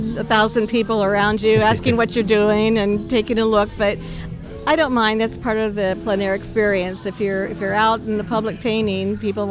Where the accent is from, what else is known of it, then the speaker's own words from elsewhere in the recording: Northeast Ohio, United States; I'm from Northeast Ohio.